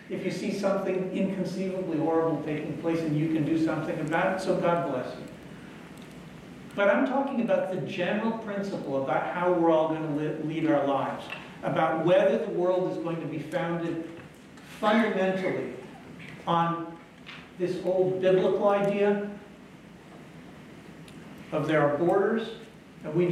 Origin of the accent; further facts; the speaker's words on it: Israel; English is a second language; I'm from Israel.